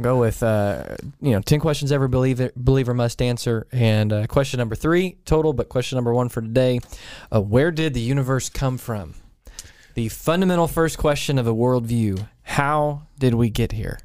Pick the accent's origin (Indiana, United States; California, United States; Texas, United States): Texas, United States; College Station; moved away; where I grew up in College Station